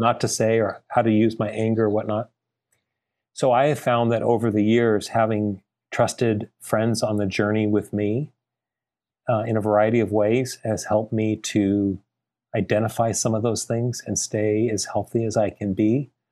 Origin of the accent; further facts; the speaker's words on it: Glendale, California, United States; also born or lived in Bay Area, California; now in San Diego, United States; I was uh, born and raised in Glendale, California, in the LA area